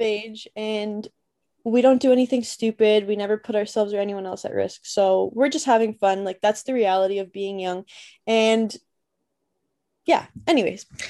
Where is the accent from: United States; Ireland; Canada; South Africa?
Canada; Toronto, Ontario